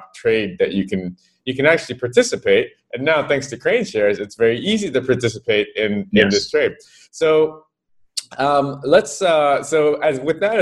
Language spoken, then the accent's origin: English; United States; moved away; I'm American, I've been over here for a while